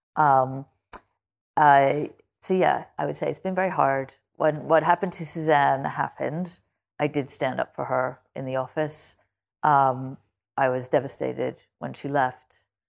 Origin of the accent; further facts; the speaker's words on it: United States; I say this as an American